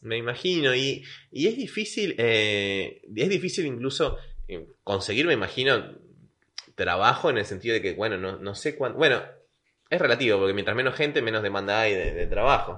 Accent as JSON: {"language": "Spanish", "town": "Caracas", "region": "Capital District", "country": "Venezuela", "tie": "born or raised there", "also_born_or_lived": "Lima / Buenos Aires", "moved": "yes", "lives_now": "La Plata, Argentina", "said": "Yo viví en Caracas, Venezuela, que es donde nací"}